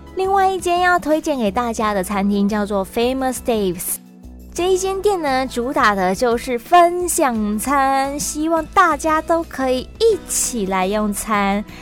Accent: Taiwan; I'm from Taiwan

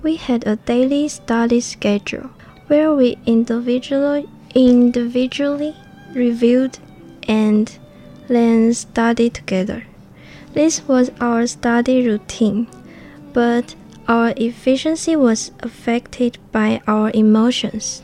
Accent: Hualien, Hualien County, Taiwan; English is a second language; also born or lived in Taoyuan; I'm from Hualien

